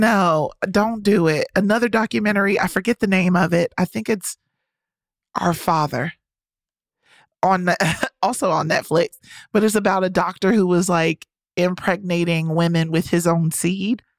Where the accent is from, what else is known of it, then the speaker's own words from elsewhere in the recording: the South, United States; I'm from the South